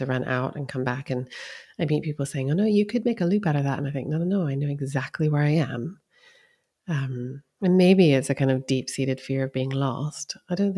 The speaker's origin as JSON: {"language": "English", "region": "East Coast", "country": "United States", "tie": "born or raised there", "also_born_or_lived": "California", "moved": "yes", "lives_now": "Scotland, United Kingdom", "said": "I lived there for a year when I was young, but I grew up on the East Coast."}